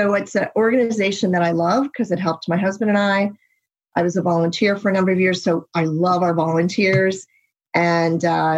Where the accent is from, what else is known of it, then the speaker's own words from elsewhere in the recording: United States; He's American, I'm American, but we had to find our way to each other in Athens, Greece.